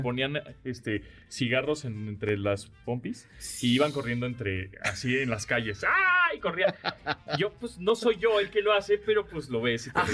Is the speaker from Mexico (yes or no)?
yes; Mexico City, Mexico; soy chilango